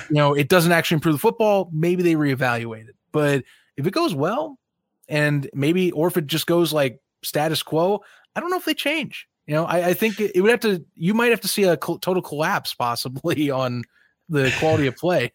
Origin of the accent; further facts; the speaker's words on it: near Chicago, Indiana, United States; I grew up near Chicago